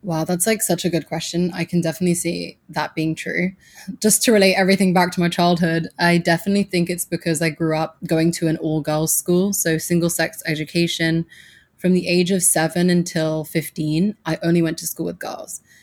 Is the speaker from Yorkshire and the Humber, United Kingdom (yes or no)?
no; Suffolk, East of England, United Kingdom; moved away as an adult; also born or lived in Abu Dhabi, United Arab Emirates; now in New York City, United States; I grew up in Suffolk in England, and that's the countryside